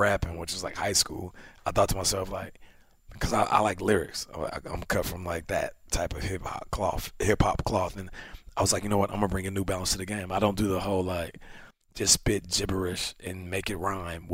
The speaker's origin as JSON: {"language": "English", "country": "Canada", "said": "I am Canadian, too"}